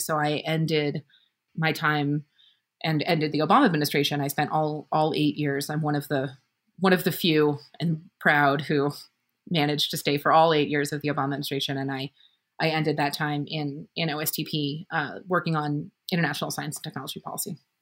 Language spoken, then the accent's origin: English; Berkeley, California, United States; moved away as an adult; I was born in Berkeley, California, and lived there for a while.